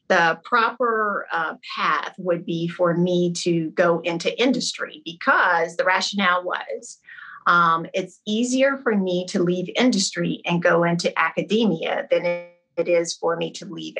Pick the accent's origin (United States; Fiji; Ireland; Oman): United States; Camden, South Carolina; also born or lived in Trenton, New Jersey / Spartanburg, South Carolina; I was born in Trenton, New Jersey, which is my dad's hometown. And I was raised in Camden, South Carolina, which is my mom's hometown